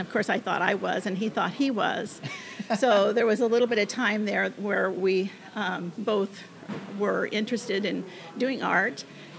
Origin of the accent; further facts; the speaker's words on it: Arlington, United States; Well, I was born in Arlington, and I graduated from Arlington High School, but in between that time, I did a lot of traveling with my family.